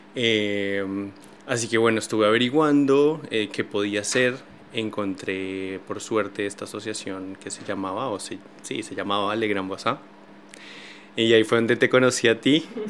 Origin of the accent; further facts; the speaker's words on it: Colombia; moved away as an adult; also born or lived in Buenos Aires, Argentina; now in Paris, France; Yo soy colombiano, como tú decías, tengo 30 años. Eh, hace 11, 12 años salí de mi país, me fui para Argentina